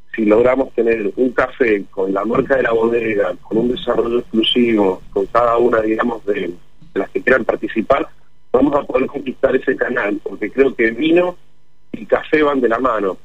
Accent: General Alvear, Mendoza, Argentina; moved away; Mi familia y yo nacimos en General Alvear

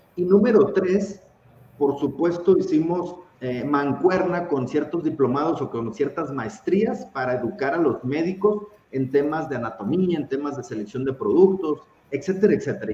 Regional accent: Tijuana, Baja California, Mexico; soy tijuanense, orgullosamente tijuanense y por supuesto mexicano

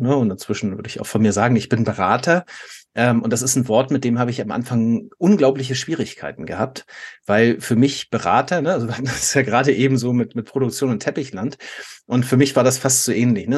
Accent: Germany; als Deutscher

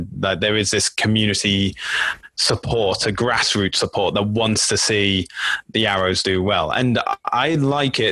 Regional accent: United Kingdom; now in Toronto, Canada; as a Brit, it's been difficult to explain to my friends back in the UK

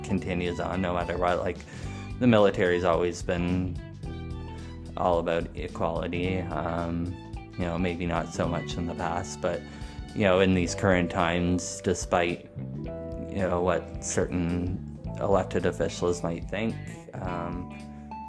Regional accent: Canada; we are Canadian.

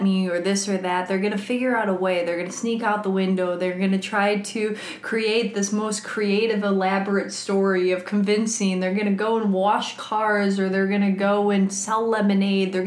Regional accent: Midwest, United States; now in Los Angeles, United States; I'm from the Midwest

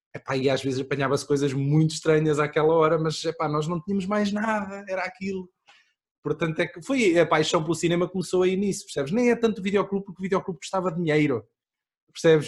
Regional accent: Aveiro District, Portugal; eu sou mais de cima, sou do distrito de Aveiro

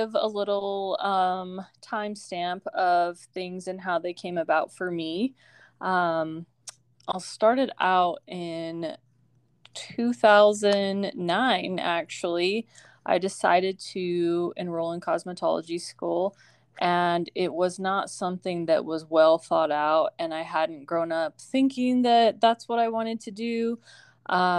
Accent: Arizona, United States; moved away as an adult; also born or lived in Utah; move back to my hometown

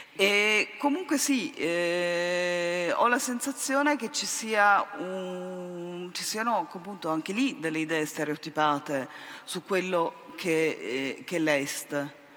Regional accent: Germany; moved away; essere nata e cresciuta in Germania da genitori appunto sopravvissuti alla Shoah

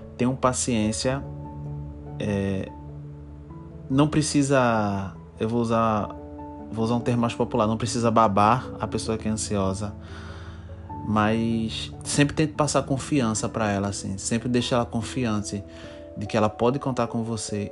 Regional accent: Recife, Pernambuco, Brazil; eu sou de Recife, sou de Pernambuco, né? Eu sou pernambucano e minha cidade é Recife.

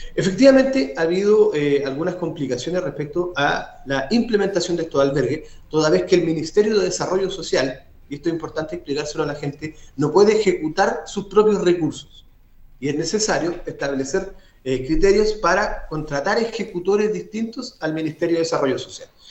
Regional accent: southern Maule, Chile; Nosotros, los que somos del Maule

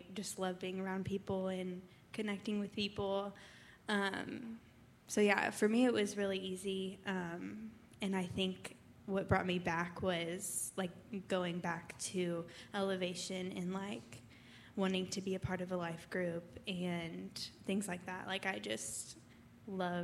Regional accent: Missouri, United States; moved away as an adult; I'm from Missouri, and I moved here about a year ago

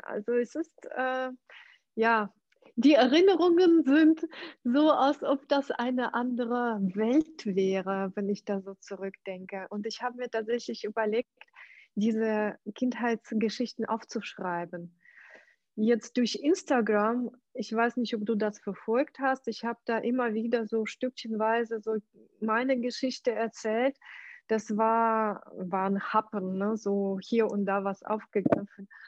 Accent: Ukraine; German is a second language; moved away as an adult; now in Germany; also geboren bin ich in der Ukraine.

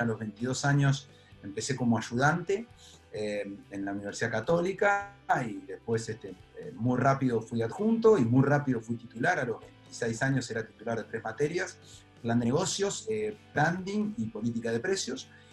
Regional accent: La Plata, Buenos Aires Province, Argentina; born or raised there; also born or lived in Trenque Lauquen

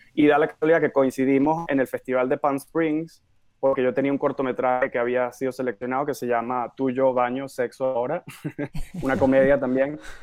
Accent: Caracas, Capital District, Venezuela; now in New York, United States; nací en Caracas, Venezuela

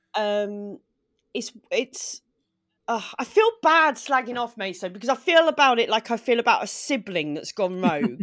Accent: Maidstone, South East England, United Kingdom; also born or lived in Sidcup; I'm from Maidstone in Kent. It's where I grew up. I was born in Sidcup, and then when I was six, we

